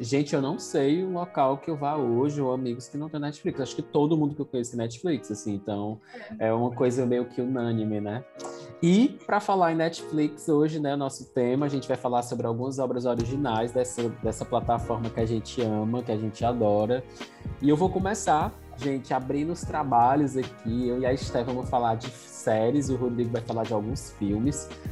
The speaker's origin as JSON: {"language": "Portuguese", "town": "Fortaleza", "region": "Ceará", "country": "Brazil", "said": "Eu sou de Fortaleza, Ceará."}